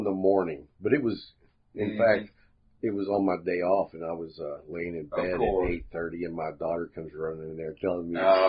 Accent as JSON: {"language": "English", "town": "Lubbock", "region": "Texas", "country": "United States", "tie": "born or raised there", "said": "I grew up in Lubbock, so I'm very accustomed to the wind like that."}